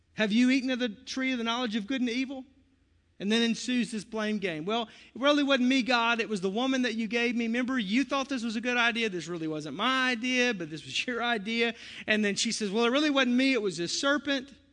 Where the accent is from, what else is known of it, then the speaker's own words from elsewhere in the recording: the South, United States; I'm from the South